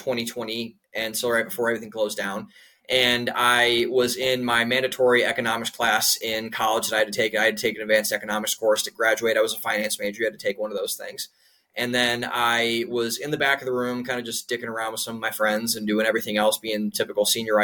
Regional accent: Cleveland, Ohio, United States; moved away as an adult; also born or lived in Columbus, Ohio / Boston / Florida / Pittsburgh; now in Austin, United States; I'm from Cleveland, Ohio, and up in Northeast Ohio.

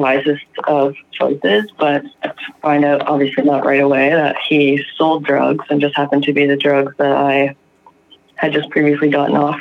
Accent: Ontario, Canada; from Ontario, Canada

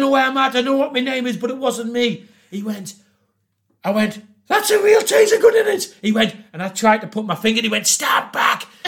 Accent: Newcastle upon Tyne, North East England, United Kingdom; I can't really do the American accent because I'm from Newcastle

